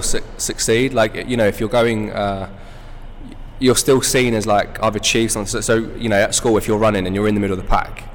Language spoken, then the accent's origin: English; England, United Kingdom; growing up in England